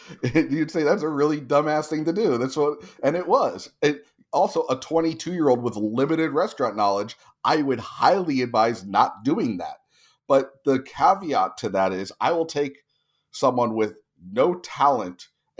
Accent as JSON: {"language": "English", "region": "New Jersey", "country": "United States", "tie": "born or raised there", "also_born_or_lived": "California", "lives_now": "Tulsa, United States", "said": "I own Andolini's Pizzeria in Tulsa, Oklahoma, which is, you know, in the middle of America. I grew up in New Jersey and California."}